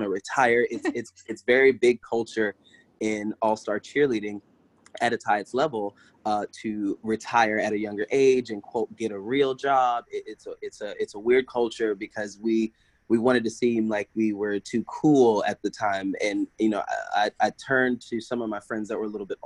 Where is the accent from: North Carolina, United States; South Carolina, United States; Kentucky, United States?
South Carolina, United States; Kingstree; born there; so I was born in South Carolina uh, small town of Kingstree, uh, literally like there's like three stoplights.